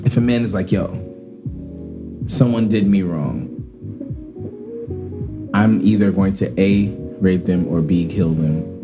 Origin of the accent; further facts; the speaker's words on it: New York City, New York, United States; I'm from Brownsville, here in good old Brooklyn.